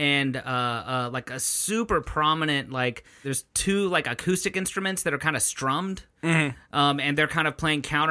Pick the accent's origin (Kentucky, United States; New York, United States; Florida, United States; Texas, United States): Texas, United States; San Antonio; That's where I'm from.